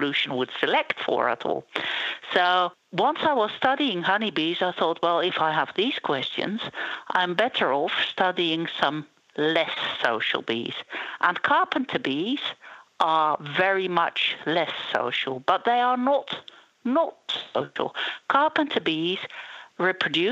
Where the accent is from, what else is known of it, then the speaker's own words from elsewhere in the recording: Netherlands; moved away; also born or lived in Israel; I am from Holland originally, and I did my PhD on a carpenter bee species in Israel.